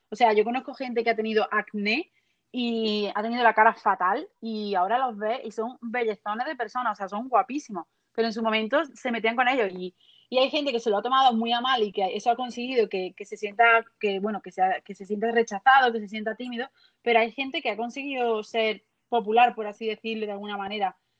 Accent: Lucena, Andalusia, Spain; born or raised there

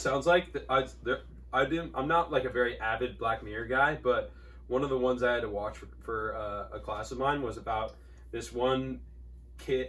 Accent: Newport Beach, California, United States; growing up in Newport

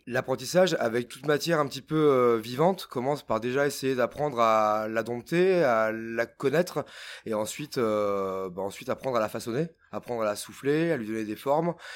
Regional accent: Auvergne-Rhône-Alpes, France; moved away as an adult; also born or lived in Lyon; now in Paris, France; Moi, je viens de l'Auvergne. J'ai donc euh, fait ma scolarité euh, là-bas

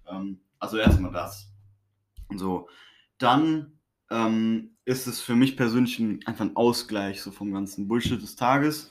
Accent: Honduras; moved away; ich bin in Honduras aufgewachsen

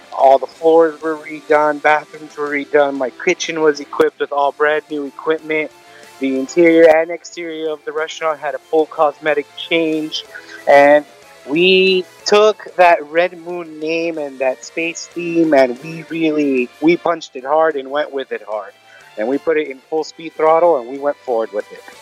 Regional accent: Glendale, California, United States; also born or lived in Los Angeles; باي من مصر امي لبنانية انا خالق هون بالجلندل بالمنطقة هون

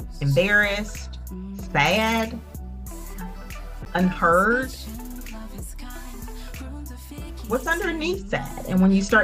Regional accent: Arkansas, United States; now in North Carolina, United States; I live in North Carolina. I'm originally from Arkansas. And so, you know, pretty Southern, pretty country

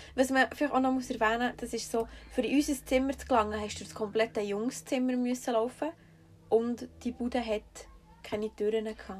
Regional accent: Switzerland; wir kommen so aus Schweizer Durchschnittsbürgerfamilie

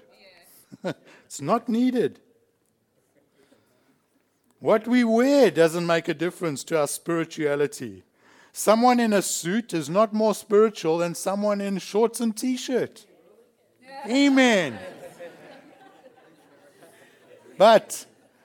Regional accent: South Africa; now in Australia; I've changed my nationality. I'm now Australian. I was born a South African

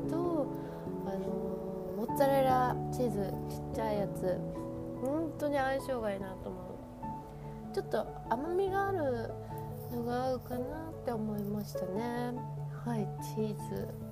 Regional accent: Hokkaido, Japan; 私私ご本人はまあ北海道育ち

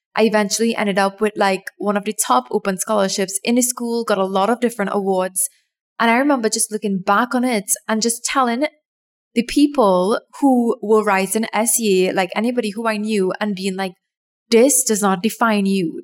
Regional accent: Trinidad & Tobago; my home country of Trinidad and Tobago, we have this exam that everybody writes when they are like 10 or 11, 12, around that age.

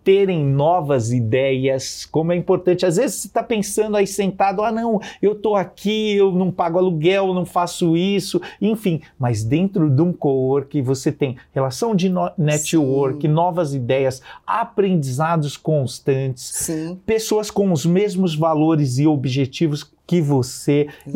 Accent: Santana de Parnaíba, São Paulo, Brazil; Saí da periferia de Santana de Parnaíba, escola pública a vida inteira

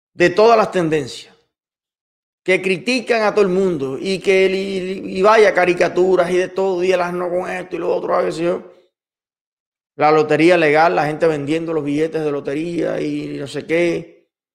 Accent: Cuba; todo lo que somos capaces los cubanos de producir

